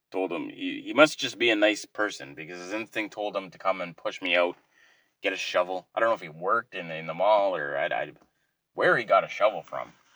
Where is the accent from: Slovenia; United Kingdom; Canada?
Canada; being the Canadian I am